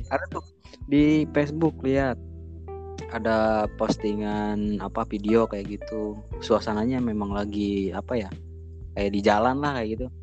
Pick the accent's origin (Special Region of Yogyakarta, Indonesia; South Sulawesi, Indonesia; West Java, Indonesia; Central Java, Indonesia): West Java, Indonesia; Salawana; di kampung saya, di Salawana